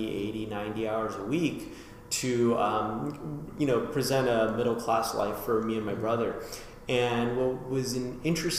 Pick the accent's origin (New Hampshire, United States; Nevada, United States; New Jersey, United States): Nevada, United States; Las Vegas; now in Philadelphia, United States; back in Vegas where I grew up